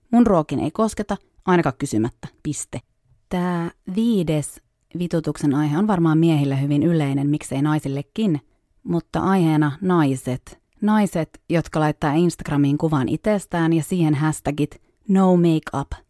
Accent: Savonia, Finland; accent: Savo dialect; No nyt tähän voi sitten joku heittää, että miksi mulla ei kunnollista Savon murretta, kun on sieltä kotosi.

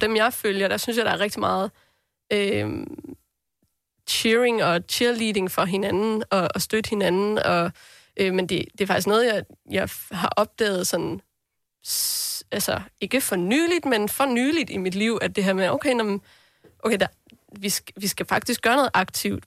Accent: southern North Jutland, North Denmark Region, Denmark; det er faktisk det sydlige Nordjylland

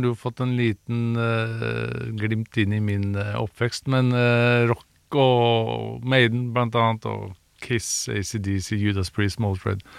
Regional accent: Sandefjord, Vestfold, Norway; also born or lived in United States; now in Oslo, Norway; Jeg er jo opprinnelig fra Sandefjord, men eh, var fast bestemt på at jeg måtte liksom slå meg opp og frem i Oslo

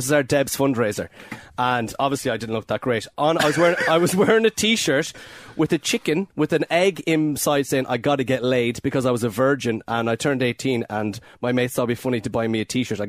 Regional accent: Mayo, Connacht, Ireland; So I'm from Mayo, Greg

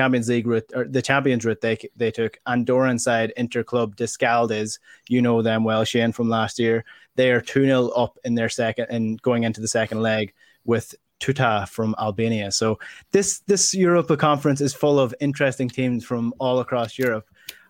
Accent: County Donegal, Ireland; I grew up in Donegal, so 20 years, you know, you have to add 20 years onto anything that we have. We didn't get the 90s until the late 2000s.

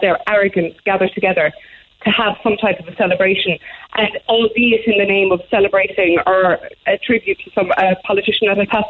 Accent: Ireland; As Irish people, we are very big on ritual and tradition

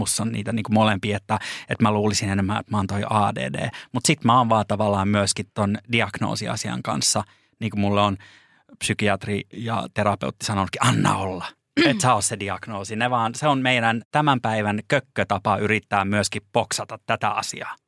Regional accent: Lappeenranta, South Karelia, Finland; now in Helsinki, Finland; mie tuun Lappeenrannasta

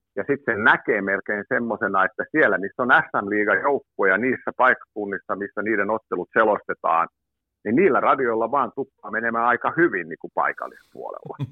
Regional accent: Tammisaari, Uusimaa, Finland; levytettiinkin Tammisaaresta, kun olen kotoisin

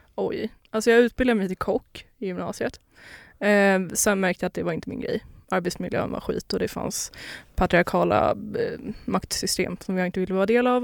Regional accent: Lidingö, Stockholm County, Sweden; also born or lived in Poland / Skåne; Jag är uppväxt på Lidingö

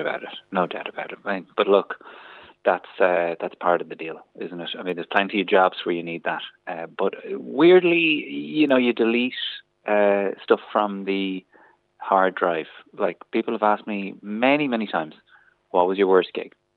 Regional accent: County Kildare, Ireland; I'm also from Kildare

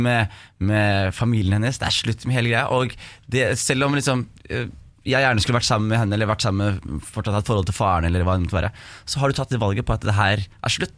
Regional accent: Skien, Telemark, Norway; om oppveksten på Gulset.

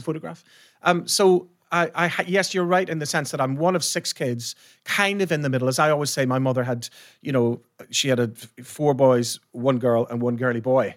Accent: Ireland; I'm from Ireland.

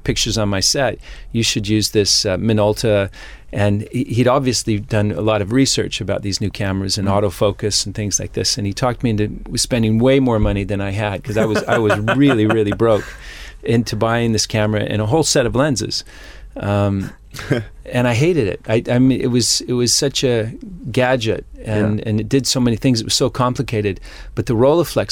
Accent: Utah, United States; moved away; also born or lived in California; I was born in California, but I grew up in Utah

